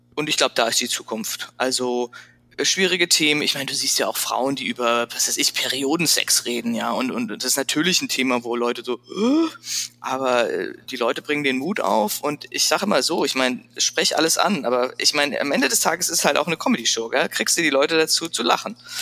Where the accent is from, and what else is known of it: Frankfurt, Hesse, Germany; born or raised there; accent: Hessian; moved away as an adult; also born or lived in Paris / Milan / Freiburg / San Francisco